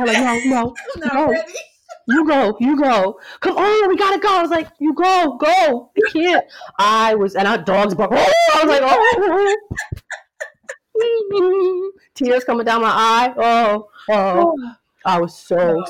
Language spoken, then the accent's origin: English; New Jersey, United States; also born or lived in New York; Growing up in Jersey and, you know, a mix of New York